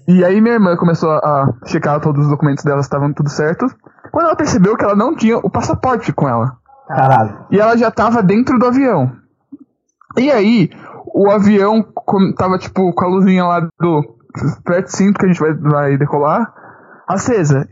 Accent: Brazil; eu me reafirmei como brasileiro

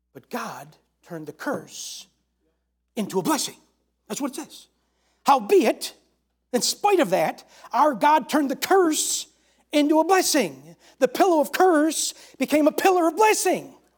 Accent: New York, United States; I'm from New York

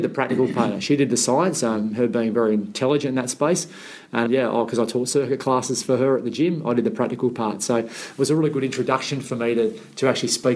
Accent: Sydney, New South Wales, Australia; I grew up in the Shire

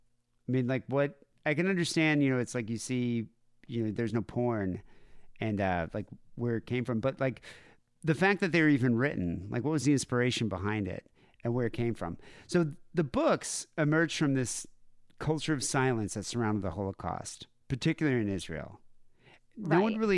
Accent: South Africa; I mean, growing up in Southern Africa during the 80s, porn completely banned. They call them blue movies. So you'd never have access to it.

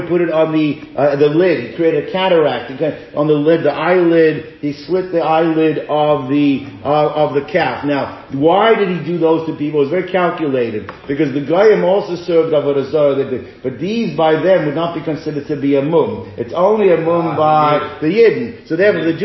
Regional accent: South Africa; moved away; when I was growing up in South Africa

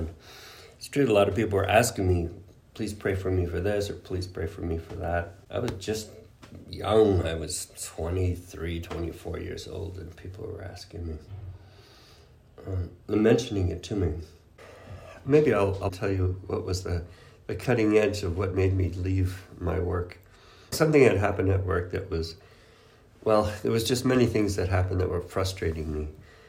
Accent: Canada; English is a second language; moved away; because I was moving from Canada, from French-Canadian culture, from my family, that's a big family, and leaving all that behind to go and live with, there were 12 other guys

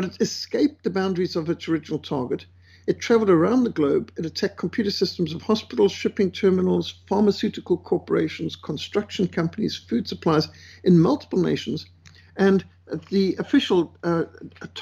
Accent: Cape Town, Western Cape, South Africa; in Cape Town, my hometown

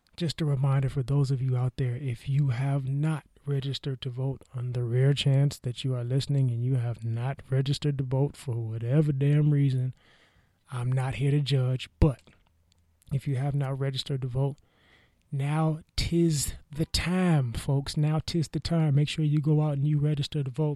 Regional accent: the Bay Area, California, United States; I was growing up in the Bay

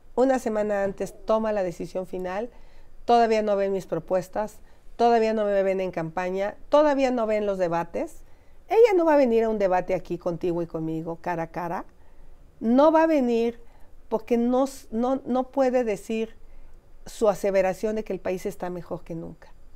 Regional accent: Mexico; como mexicanos

